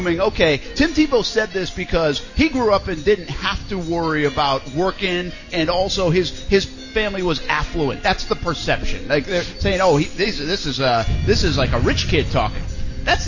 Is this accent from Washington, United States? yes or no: no; Rhode Island, United States; moved away as an adult; also born or lived in Ohio / Louisiana / New York; I'm from Rhode Island